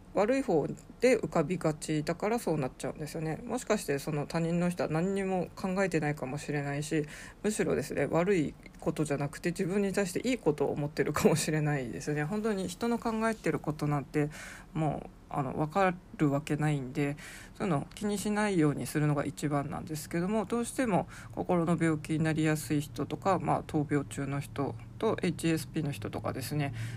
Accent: Sapporo, Hokkaido, Japan; moved away; also born or lived in Kanto; 札幌生まれの札幌育ち

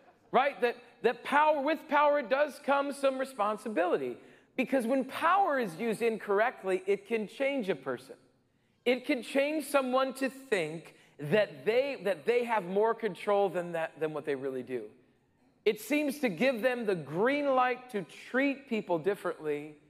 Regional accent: Rapid City, South Dakota, United States; growing up in Rapid City, South Dakota

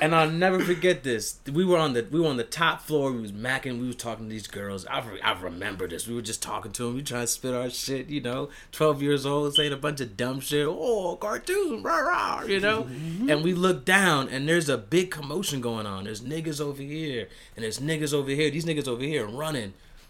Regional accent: Columbia, Maryland, United States; I grew up in Columbia.

